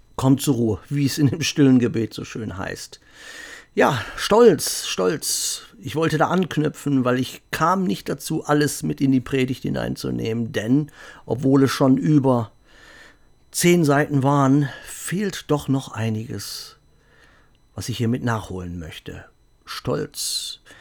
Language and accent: German; Germany; ich bin Deutscher.